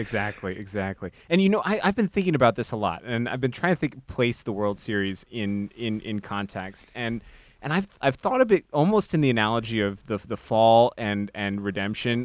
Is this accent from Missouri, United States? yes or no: no; Chicago, Illinois, United States; growing up in Chicago during the, um, Michael Jordan era